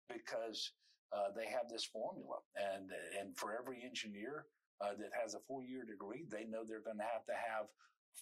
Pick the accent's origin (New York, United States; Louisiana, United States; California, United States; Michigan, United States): Louisiana, United States; Amite; over the 12 years that I was in public school there in Amite